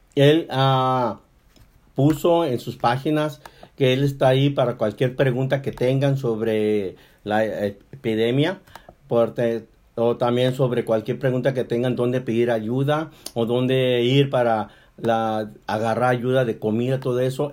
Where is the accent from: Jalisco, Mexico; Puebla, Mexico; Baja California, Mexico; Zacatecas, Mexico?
Baja California, Mexico; Mexicali; moved away; Nosotros somos de Mexicali, de Baja California